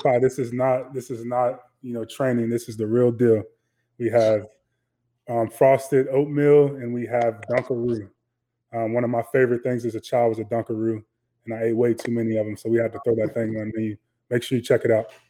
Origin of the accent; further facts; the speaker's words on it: Chicago, Illinois, United States; growing up on the South Side of Chicago